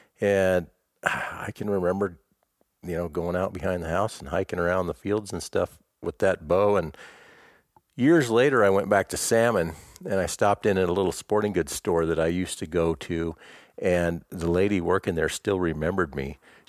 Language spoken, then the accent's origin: English; Ontario, Oregon, United States; born there; also born or lived in Alaska; I was born in Ontario, Oregon, but my dad was a pastor all the time, so I was a preacher's kid. So we moved quite a bit. So basically, even though I was born in Oregon, the first 4 years of my life, we lived in Alaska.